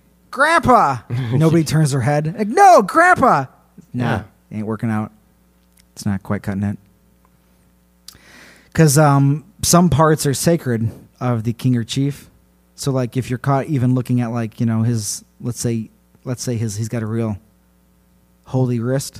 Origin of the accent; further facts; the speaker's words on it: California, United States; He's native Hawaiian, and I am from Southern California.